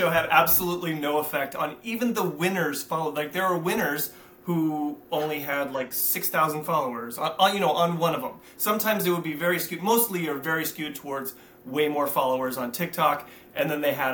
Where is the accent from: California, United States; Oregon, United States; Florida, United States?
California, United States; also born or lived in Oceanside, California; They say that I'm from Oceanside, which is where I was born. I technically am from Oceanside and grew up in California.